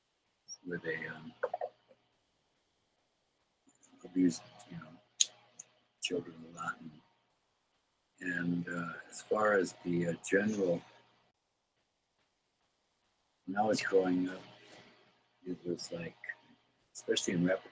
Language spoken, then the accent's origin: English; South Dakota, United States; I was born on the Rosebud Reservation. Creek. I grew up mostly around South Dakota, Plain Ridge, Rosebud, Rapid City, the towns of Wyoming and stuff.